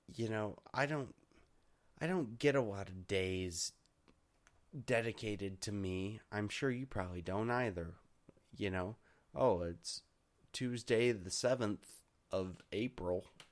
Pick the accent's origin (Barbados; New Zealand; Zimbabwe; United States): United States; also born or lived in Michigan; I'm an American and we don't we don't mess around like